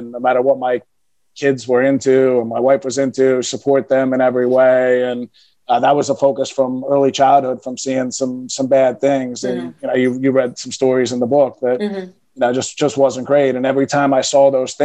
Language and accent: English; Philadelphia, Pennsylvania, United States; moved away as an adult; also born or lived in New York City; I was born and raised in Philadelphia, loved Philadelphia, thought I'd spend my whole life in Philadelphia.